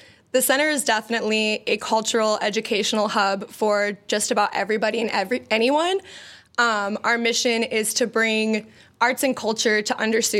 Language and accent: English; San Diego, California, United States; I grew up in San Diego, so I grew up in two different cultures